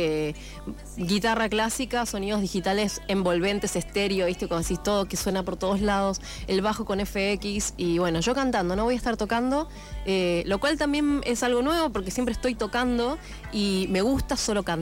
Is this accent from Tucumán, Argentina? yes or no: no; Morón, Buenos Aires Province, Argentina